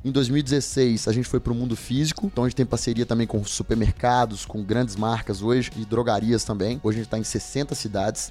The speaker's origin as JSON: {"language": "Portuguese", "town": "Governador Valadares", "region": "Minas Gerais", "country": "Brazil", "tie": "born or raised there", "said": "lá na minha cidade de Natal, que é Governador Valadares"}